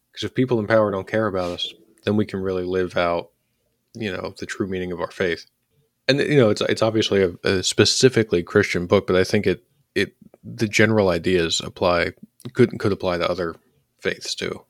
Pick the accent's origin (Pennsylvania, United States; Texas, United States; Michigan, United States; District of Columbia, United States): Pennsylvania, United States; Philadelphia; when I was growing up in Northeast Philadelphia